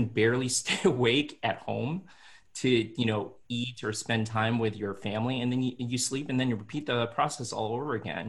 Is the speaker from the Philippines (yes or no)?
yes; Philippines; And as I said, I'm Filipino, so I had to basically reprogram my mind and my way of living through this whole process.